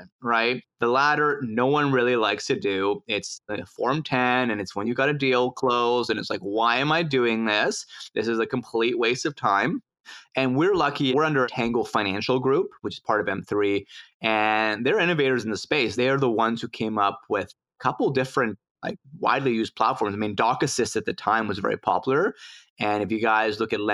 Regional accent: Mexico City, Mexico; now in Vancouver, Canada; in Mexico City, my hometown

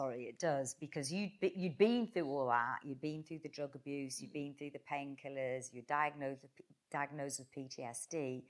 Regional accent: Newcastle upon Tyne, North East England, United Kingdom; I'm from Newcastle and there's a little bit of rivalry there.

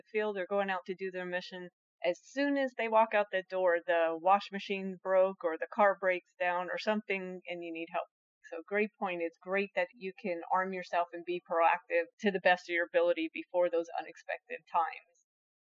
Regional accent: Northeast, United States; moved away; I grew up in the Northeast

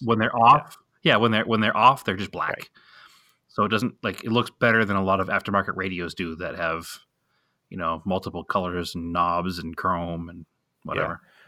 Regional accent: Boston, Massachusetts, United States; moved away; we're from Boston

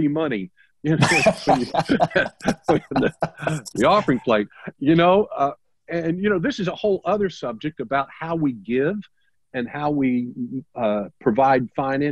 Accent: the South, United States; I'm from the South

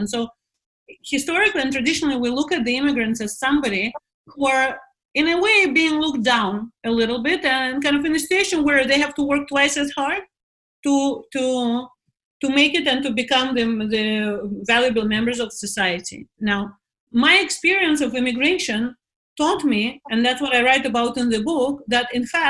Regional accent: Moscow, Russia; accent: American; English is a second language; moved away as an adult; also born or lived in London; now in Israel; And I come from Moscow. I come from a cold climate.

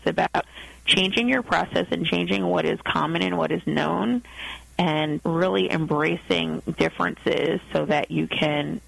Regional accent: United States; my life as an American growing up

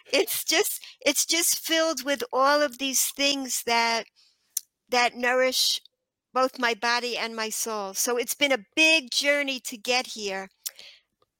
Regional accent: New York City, New York, United States; accent: Brooklyn; I was born in Queens, New York

